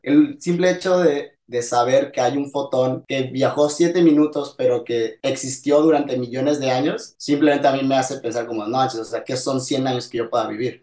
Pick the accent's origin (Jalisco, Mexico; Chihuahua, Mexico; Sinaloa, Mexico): Sinaloa, Mexico; Mazatlán; moved away as an adult; now in La Paz, Mexico; soy originario de la ciudad de Mazatlán, en México, y ahorita estoy, bueno, estoy en La Paz